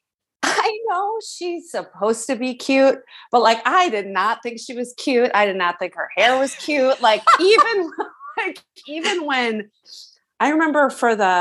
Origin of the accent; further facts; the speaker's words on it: Madison, Wisconsin, United States; my hometown of Madison, Wisconsin